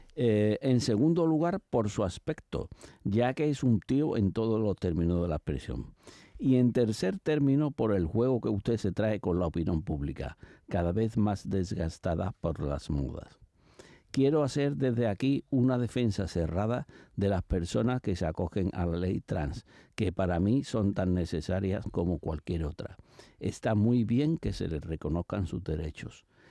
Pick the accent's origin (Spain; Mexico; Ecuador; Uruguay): Spain; Mi país